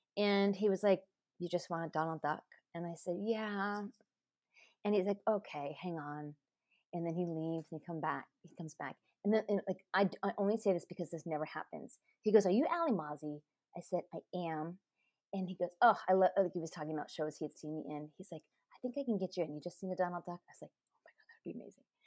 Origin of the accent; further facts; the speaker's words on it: Anaheim, California, United States; my parents grew up there, but I grew up in Anaheim Hills